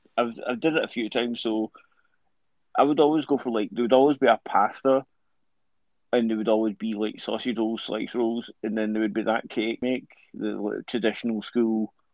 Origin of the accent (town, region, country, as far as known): Greenock, Scotland, United Kingdom; born or raised there